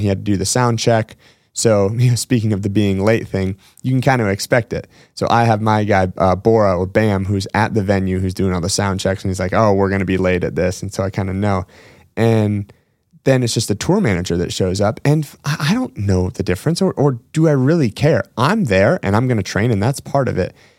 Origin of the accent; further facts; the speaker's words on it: Washington, United States; one of my hometown gyms in Washington State